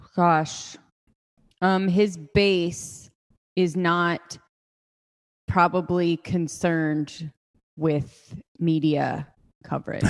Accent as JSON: {"language": "English", "country": "United States", "said": "I'm from Ojai"}